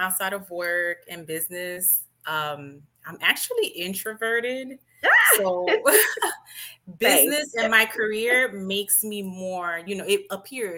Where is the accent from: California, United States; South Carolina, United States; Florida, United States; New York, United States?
Florida, United States; Miami; also born or lived in Haiti (ancestry); I was born in Miami, but I do have a Haitian background. So I'm bilingual